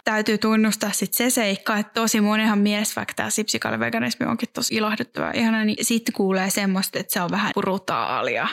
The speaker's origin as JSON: {"language": "Finnish", "town": "Järvenpää", "region": "Uusimaa", "country": "Finland", "tie": "born or raised there", "said": "Järvenpäällä, joka on mun, mun, missä mä oon syntynyt ja kasvanut"}